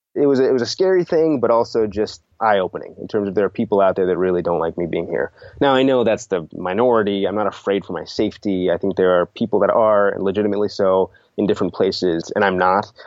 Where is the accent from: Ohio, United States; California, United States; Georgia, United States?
California, United States; Sunnyvale; also born or lived in India / Middle East; I was born in India, lived in the Middle East for three years, but moved here to Sunnyvale, California when I was three years old